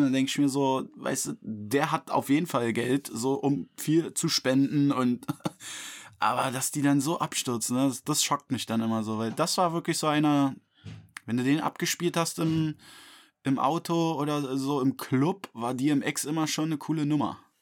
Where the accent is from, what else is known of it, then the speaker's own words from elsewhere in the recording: Berlin, Germany; für mich so als Berliner